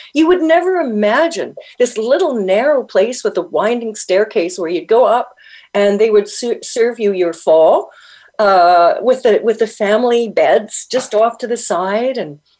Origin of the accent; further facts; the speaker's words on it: Winnipeg, Manitoba, Canada; moved away; also born or lived in California / Toronto; I'm in California for half the year, and I'm in Toronto half the year. But I was born and raised in Winnipeg, where, you know, minus 60 with the wind chill is not unheard of.